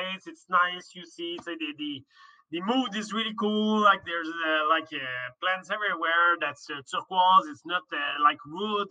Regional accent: Laval, Quebec, Canada; I came from Laval, but I lived there for like 15 years.

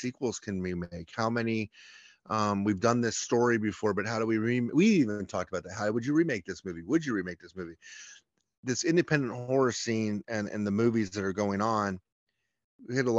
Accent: Chapel Hill, North Carolina, United States; We grew up in Chapel Hill, North Carolina, which might have the least Southern accent of any city or town in North Carolina

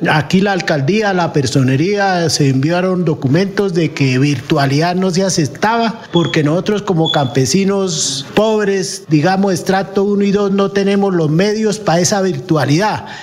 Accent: Colombia; Nosotros somos colombianos, somos minoría y lo único que producimos es comida, no es más.

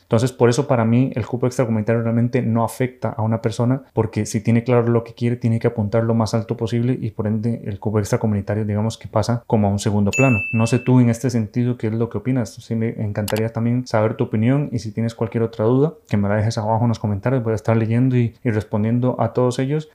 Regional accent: Costa Rica; moved away as an adult; now in Spain; soy médico urólogo formado aquí en España, pero soy de Costa Rica

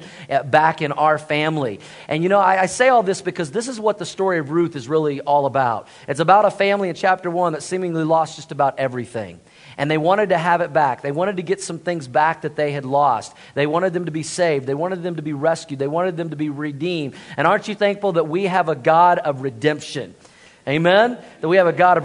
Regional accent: Tulsa, Oklahoma, United States; moved away; I grew up in Tulsa, Oklahoma

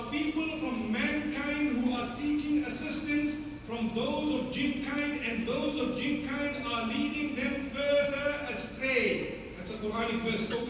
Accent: Zimbabwe; I come from Zimbabwe.

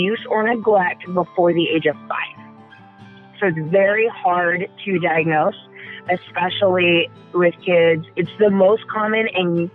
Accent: the South, United States; moved away; also born or lived in Colorado / Indiana; I'm from the South. I was born and raised in the South.

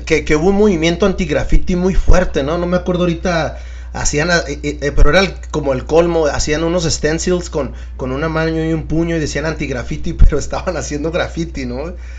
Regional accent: Tijuana, Baja California, Mexico; la gente de aquí, Tijuana, sabemos qué onda

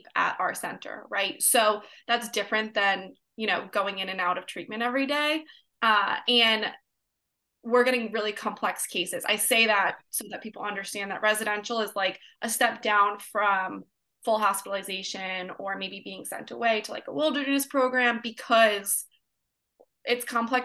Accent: New York, United States; moved away as an adult; now in California, United States; I moved from New York to California, born and raised from New York

